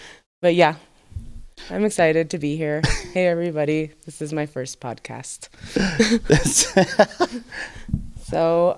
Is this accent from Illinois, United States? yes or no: no; New Jersey, United States; also born or lived in Arizona; But yeah, and then I grew up in New Jersey and then Arizona, and then that's when I was like dancing